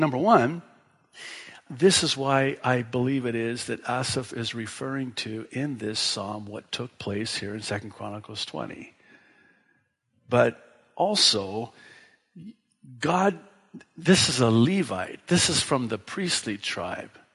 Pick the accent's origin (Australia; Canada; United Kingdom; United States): United States; Tekoa, Washington; that's the town I grew up in in Washington State, small farm town, and that's what they called it, Tico, Washington